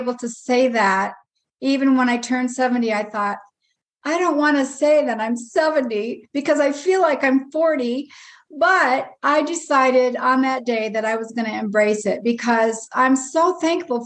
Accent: Michigan, United States; moved away as an adult; now in South Carolina, United States; I am originally from Michigan

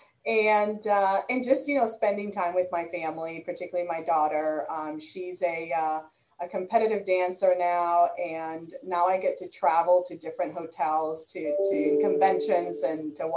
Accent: Boston, Massachusetts, United States; moved away; I'm originally from the Northeast and the Boston area. So we get great seafood up there.

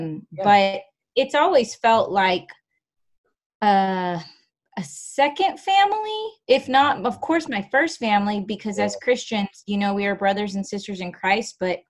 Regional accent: Dallas, Texas, United States; also born or lived in Naples, Florida; I was not born in Dallas, Texas, so that's kind of fun. I was born in Florida, in Naples, Florida, a little town called Naples.

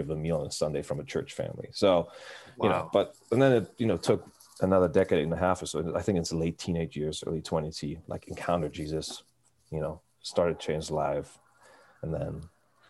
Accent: Hamburg, Germany; I grew up in right outside of Hamburg, Germany

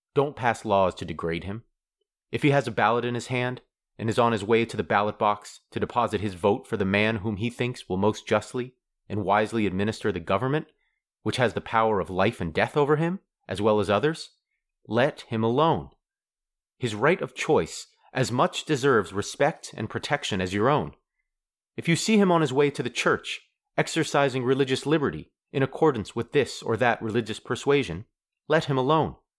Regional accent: Dayton, Ohio, United States; my hometown of Dayton, Ohio

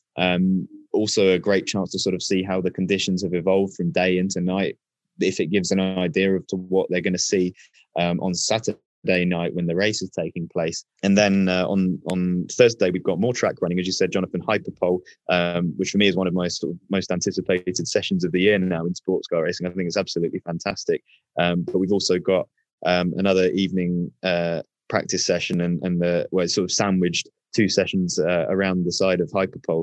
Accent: United Kingdom; as a Brit

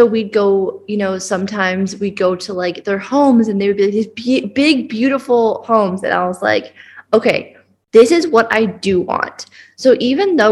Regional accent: Canada; now in Bali, Indonesia; I am from Canada, but I currently live in Bali

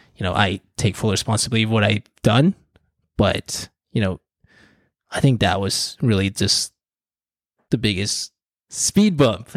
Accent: Philippines; I'm, I'm Filipino.

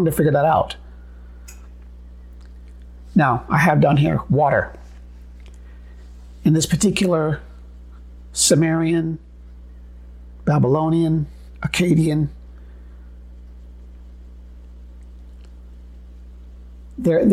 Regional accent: United States; being Native American

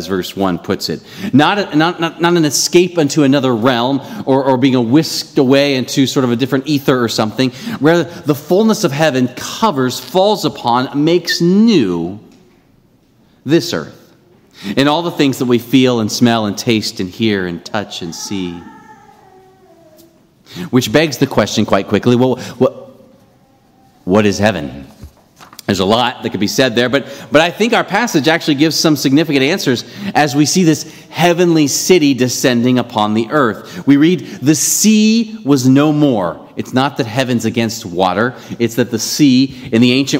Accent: Ohio, United States; growing up in Ohio

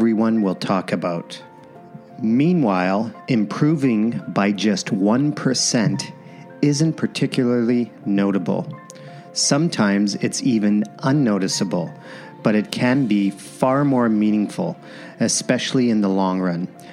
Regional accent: Windsor, Ontario, Canada; being from the same hometown, Windsor, Ontario

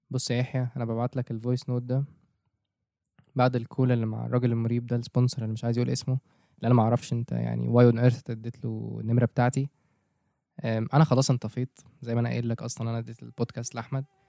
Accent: Egypt; عندنا في مصر

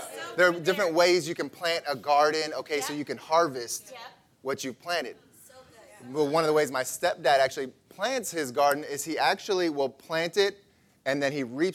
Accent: Illinois, United States; I grew up in Illinois, and it's farmland everywhere

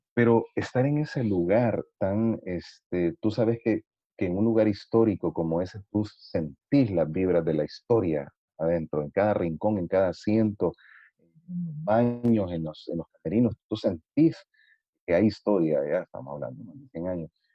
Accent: El Salvador; nosotros somos del Salvador

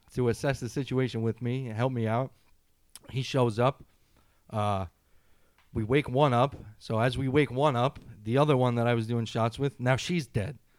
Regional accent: New York City, New York, United States; as a New Yorker

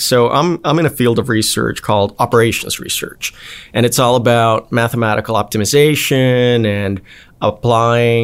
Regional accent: Bogotá, Colombia; also born or lived in Atlanta, Georgia; now in United States; I'm originally from Bogota, Colombia.

